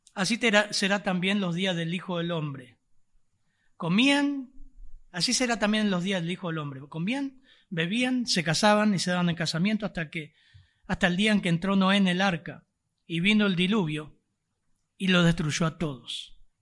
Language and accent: Spanish; Argentina; somos argentinos